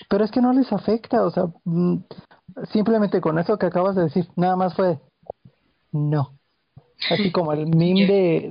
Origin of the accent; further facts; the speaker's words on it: northern border, Mexico; Crecí en la frontera soy súper americano, eso digo, ya han, de haber notado que tengo de repente acento